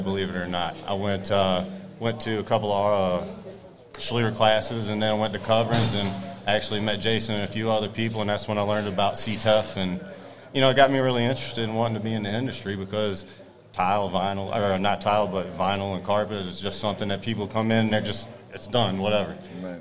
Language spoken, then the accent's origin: English; North Carolina, United States; now in Florida, United States; I own Stellar Tile in Florida. I'm from North Carolina.